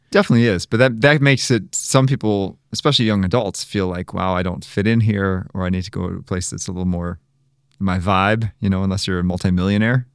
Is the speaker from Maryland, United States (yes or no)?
yes; Maryland, United States; moved away; I'm originally from Maryland